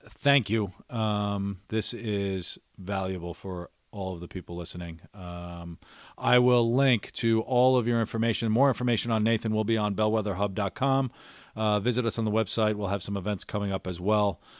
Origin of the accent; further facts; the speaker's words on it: New York, United States; also born or lived in Philadelphia / Washington, D.C.; Growing up as an Irish guy in New, New York and Philadelphia and D.C., it was.